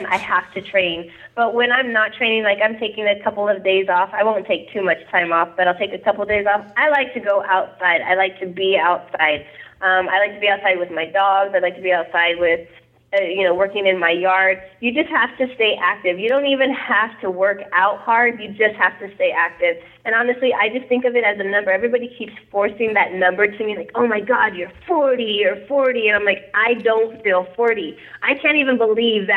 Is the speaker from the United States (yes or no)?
yes; Porterville, California, United States; now in Visalia, United States; I'm from, I was raised in Porterville, but I live in Visalia right now